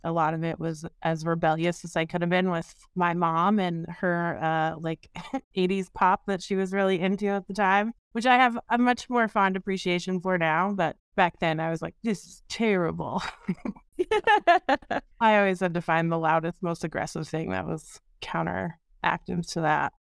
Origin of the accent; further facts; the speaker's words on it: Seattle, Washington, United States; I am from the Seattle area. I grew up here